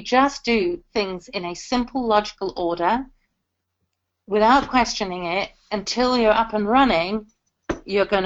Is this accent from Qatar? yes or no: no; South Africa; now in United Kingdom; I'm South African by birth, and I have African music in my bones